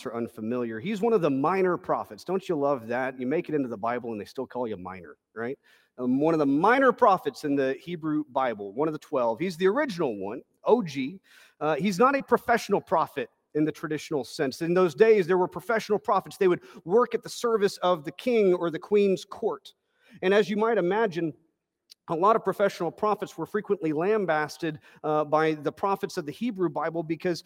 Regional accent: Texas, United States

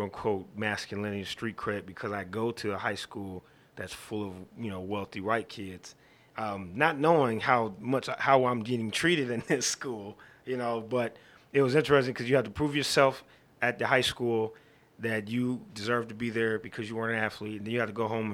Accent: Dayton, Ohio, United States; I grew up actually in Dayton, Ohio

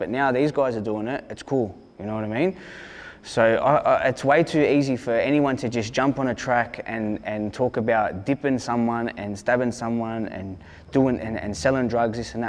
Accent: Hurstville, New South Wales, Australia; I'm from Hurstville. I'm from Blue Line.

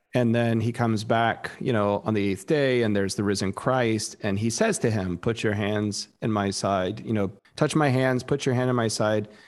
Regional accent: South Texas, United States; moved away; growing up in Texas

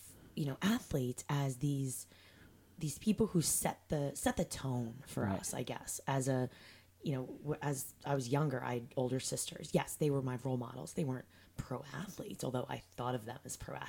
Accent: New York, United States; I'm a New Yorker.

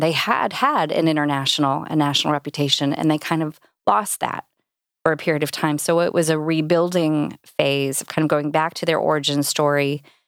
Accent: Indianapolis, Indiana, United States; also born or lived in Cincinnati / Carmel, Indiana; Indy's my hometown. This is, this is where I grew up

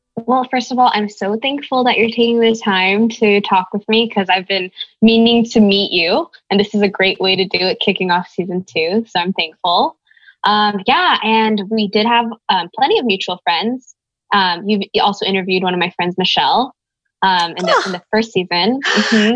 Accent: Bay Area, California, United States; growing up in the Bay Area

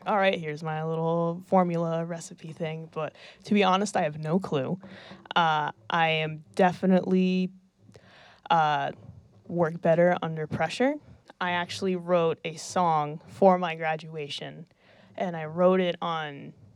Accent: Vermont, United States; we're from Vermont

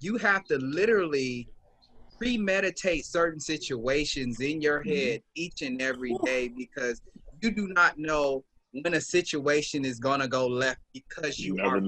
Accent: Los Angeles, California, United States; I'm from Los Angeles, California, South LA. Born and raised

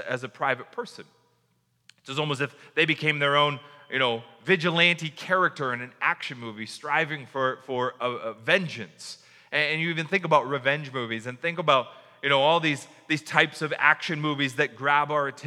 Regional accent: United States; as an American reader of this

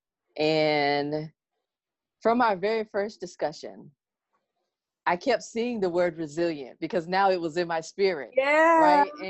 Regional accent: South Carolina, United States; also born or lived in Washington, District of Columbia, United States; I'm from South Carolina

